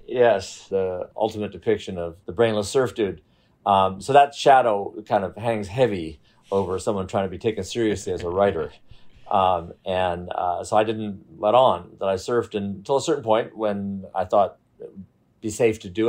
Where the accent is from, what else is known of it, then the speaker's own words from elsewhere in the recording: United States; being an American and being white